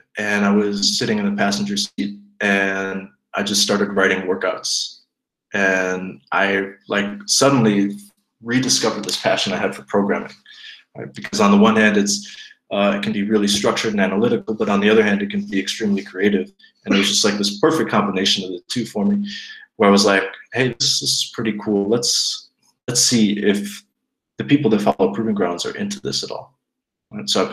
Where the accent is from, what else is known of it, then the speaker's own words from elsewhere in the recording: United States; moved away as an adult; also born or lived in Zweibrücken, Germany; now in Bavaria, Germany; moved to the States, and then basically grew up in America